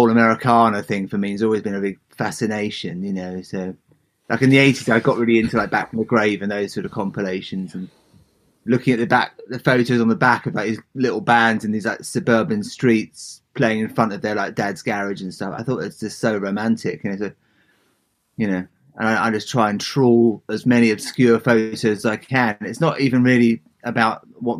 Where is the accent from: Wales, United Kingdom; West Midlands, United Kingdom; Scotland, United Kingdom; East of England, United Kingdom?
East of England, United Kingdom; Southend-on-Sea; also born or lived in San Francisco; now in Leigh-on-Sea, United Kingdom; I grew up in a town called Southend, just about 30 miles east of London in Essex on the Thames estuary